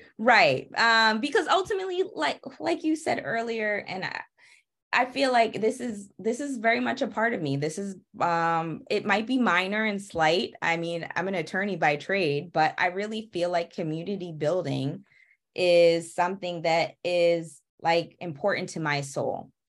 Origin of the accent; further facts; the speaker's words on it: Massachusetts, United States; also born or lived in Atlanta, Georgia; now in Washington, DC, United States; I'm originally from Massachusetts